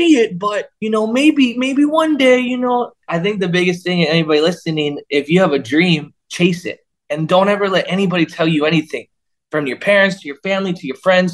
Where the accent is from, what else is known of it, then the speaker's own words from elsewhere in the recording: Florida, United States; I grew up in Florida